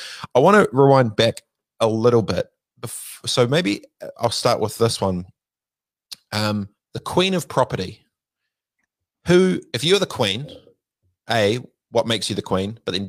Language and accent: English; Christchurch, Canterbury, New Zealand; I grew up in Christchurch, but in Aranui